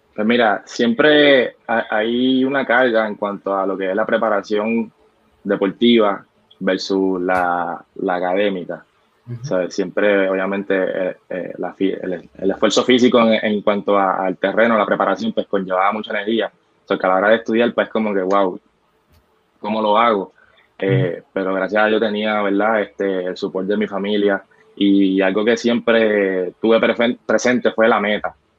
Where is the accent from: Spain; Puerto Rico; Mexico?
Puerto Rico; Loíza; also born or lived in Gurabo, Puerto Rico; soy natural de Loiza, nacido y criado allá